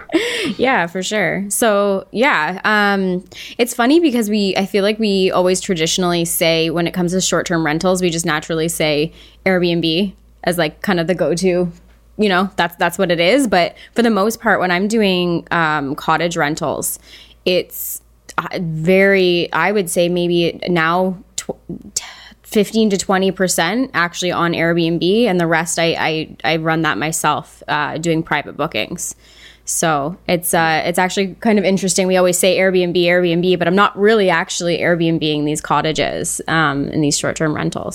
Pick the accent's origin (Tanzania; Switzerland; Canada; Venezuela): Canada; as a Canadian